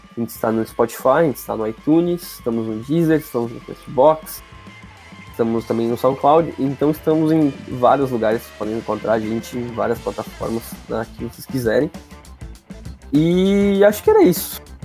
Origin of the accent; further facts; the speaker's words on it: Gaúcho, Rio Grande do Sul, Brazil; sou gaúcho.